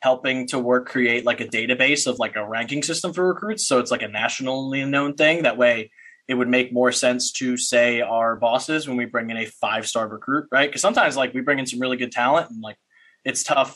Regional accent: Paulsboro, New Jersey, United States; I'm from Paulsboro, New Jersey

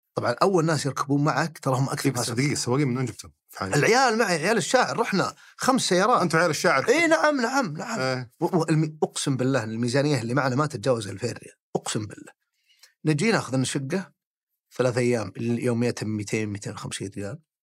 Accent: Al-Kharj, Riyadh Province, Saudi Arabia; also born or lived in Jeddah; يوم صرت ثالث ابتدائي نقلنا الخرج

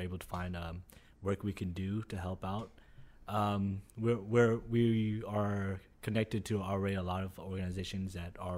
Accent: Destrehan, Louisiana, United States; growing up in Destrehan

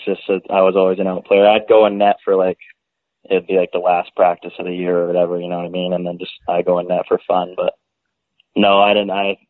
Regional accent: Langley, British Columbia, Canada; I'm from Langley, BC.

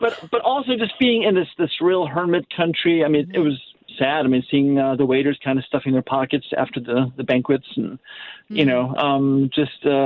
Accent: Naperville, Illinois, United States; now in St. Louis, United States; I grew up in Naperville, which is a Chicago suburb

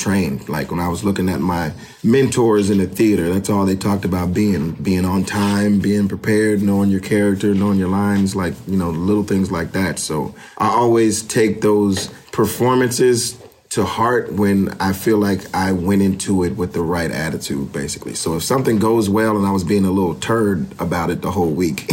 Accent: the South, United States; I'm from the South, so everybody, you know, says, hey, how you doing?

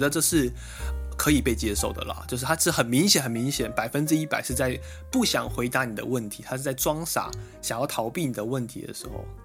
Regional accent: Taiwan; now in Japan; 我们是两位台湾人在日本工作

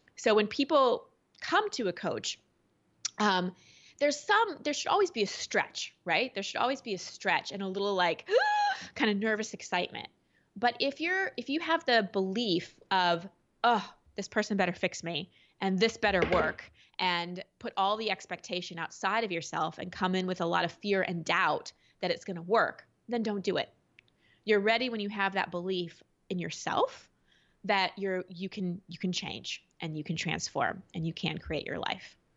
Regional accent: Dallas, Texas, United States; I grew up in Dallas

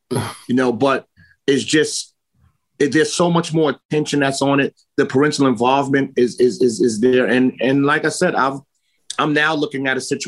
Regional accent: New York City, New York, United States; also born or lived in Queens / the Bronx / Brooklyn / Yonkers; I'm New York's own. I was born in Queens, raised in Harlem, lived in the Bronx, spent a little bit of time in Brooklyn. The only place that I haven't lived in is Staten Island.

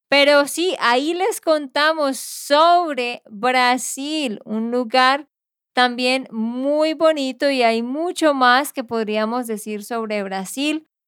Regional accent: Barranquilla, Atlántico, Colombia; born there; el Carnaval de Barranquilla. Pues Barranquilla, la ciudad donde yo nací.

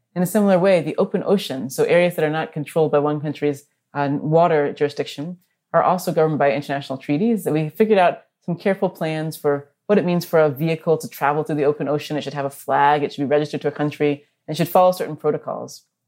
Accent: Orlando, Florida, United States; moved away; I grew up in Orlando

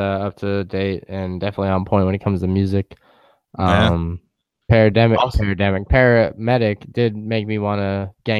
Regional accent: New York City, New York, United States; I'm from Brooklyn

